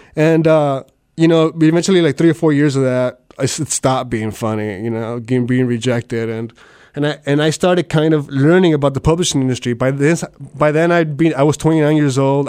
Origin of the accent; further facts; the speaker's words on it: South Texas, United States; I'm from South Texas